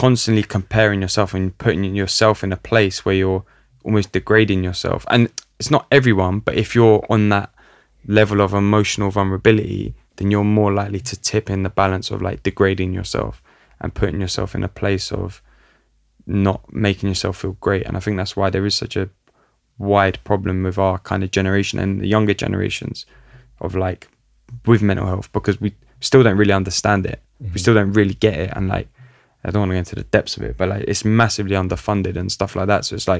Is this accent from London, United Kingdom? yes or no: yes; London, United Kingdom; looking at the culture that I grew up in North London, like Italian community in North London, like a lot of that is rooted in like success and like being successful.